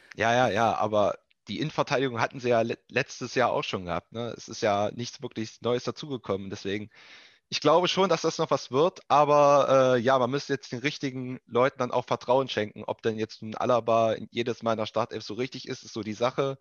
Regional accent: Eichsfeld, Thuringia, Germany; ich komme aus Thüringen, aus dem Eichsfeld

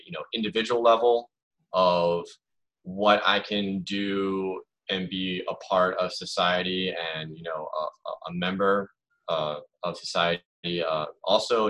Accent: United States; I am an American

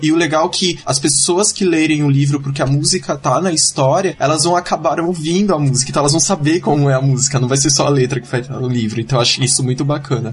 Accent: Cubatão, São Paulo, Brazil; moved away as an adult; now in São Paulo, Brazil; eu era de Cubatão, agora eu, sou, agora eu tô morando aqui em São Paulo

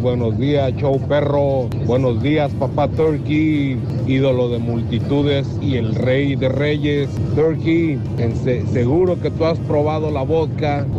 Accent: Jalisco, Mexico; moved away; allá en nuestra tierra, en Jalisco

